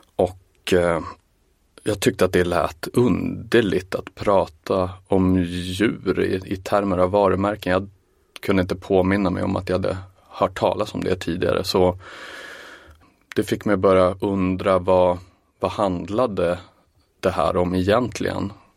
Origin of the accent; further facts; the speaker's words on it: Umeå, Västerbotten County, Sweden; Jag kommer ju visserligen från Umeå